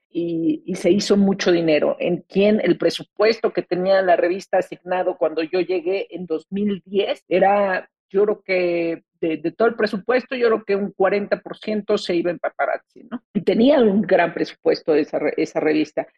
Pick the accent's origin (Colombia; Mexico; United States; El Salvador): Mexico; nuestra percepción como mexicanos